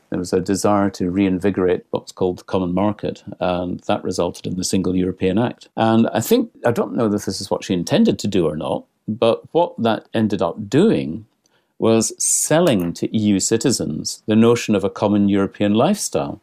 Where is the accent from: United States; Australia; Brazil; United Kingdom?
United Kingdom; Scotland; I'm Scottish